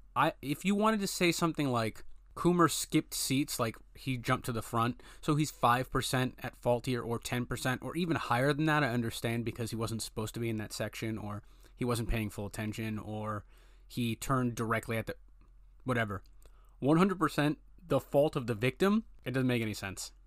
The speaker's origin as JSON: {"language": "English", "region": "Rhode Island", "country": "United States", "tie": "born or raised there", "said": "I was born and raised in Rhode Island"}